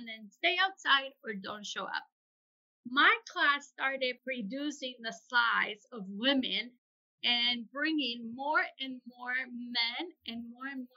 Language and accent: English; San Luis Potosí, Mexico; moved away as an adult; now in United States; I was born and raised in San Luis Potosí